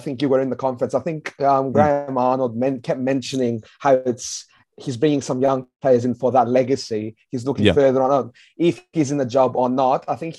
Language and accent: English; Adelaide, South Australia, Australia; We're South Australian, we're from Adelaide.